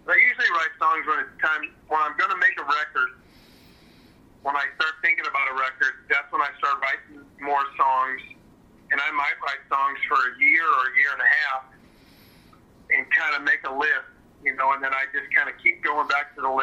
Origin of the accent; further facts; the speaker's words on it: St. Louis, Missouri, United States; I grew up in St. Louis